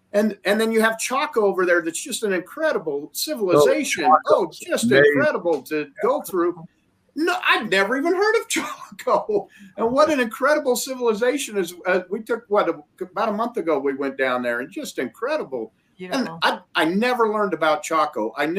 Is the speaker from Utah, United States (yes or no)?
yes; Utah, United States; I grew up here. I grew up in Utah.